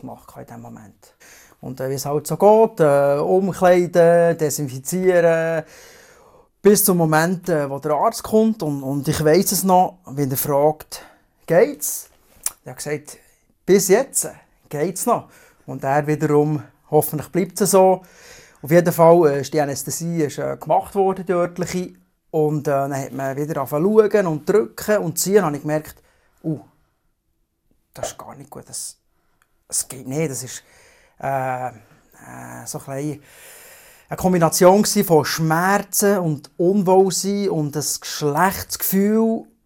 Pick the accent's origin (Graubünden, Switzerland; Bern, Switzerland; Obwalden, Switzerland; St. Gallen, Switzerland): Bern, Switzerland; Biel-Seeland region; Ich komme aus der Region Biel-Seeland